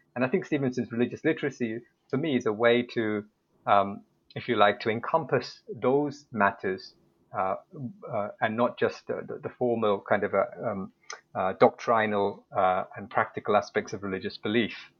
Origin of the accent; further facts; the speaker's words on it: United Kingdom; moved away as an adult; now in Seoul, South Korea; I'm originally from the United Kingdom, so I arrived uh, to teach at Yonsei in 2012.